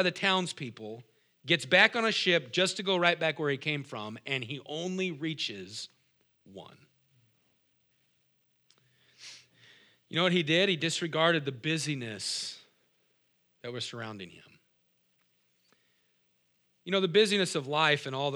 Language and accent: English; Moses Lake, Washington, United States; I said, "Me too."